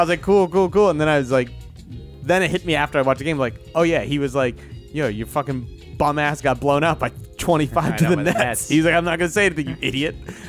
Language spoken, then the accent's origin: English; Abington, Pennsylvania, United States; I'm from Abington, right?